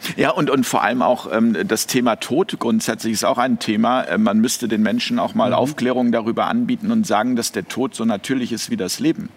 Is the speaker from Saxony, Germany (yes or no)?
no; Hamburg, Germany; now in Switzerland; in meiner Heimatstadt in Hamburg